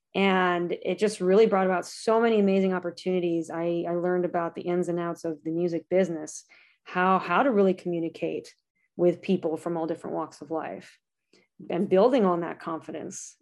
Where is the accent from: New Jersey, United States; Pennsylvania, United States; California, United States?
California, United States; Lancaster; It's called Lancaster, California.